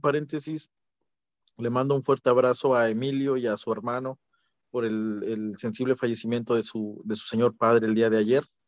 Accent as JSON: {"language": "Spanish", "town": "Toluca", "region": "State of Mexico", "country": "Mexico", "said": "yo soy de, como bien sabes, soy de Toluca"}